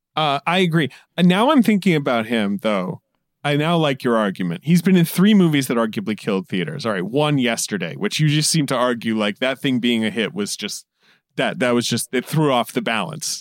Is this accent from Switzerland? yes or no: no; United Kingdom; moved away as an adult; I grew up in Britain.